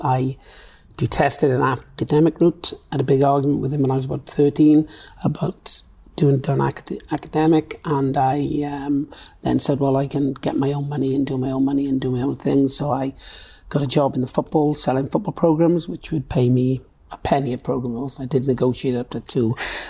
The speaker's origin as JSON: {"language": "English", "town": "Swansea", "region": "Wales", "country": "United Kingdom", "tie": "born or raised there", "also_born_or_lived": "Dudley", "said": "So I lived there till I was four, and then I moved back to Swansea, which has really been my home all my life, really."}